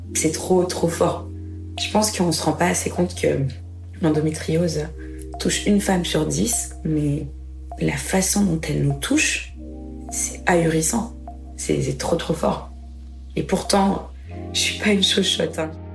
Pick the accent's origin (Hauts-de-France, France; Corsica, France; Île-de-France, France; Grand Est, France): Grand Est, France; Reims; Je suis née à Reims, en Champagne-Ardenne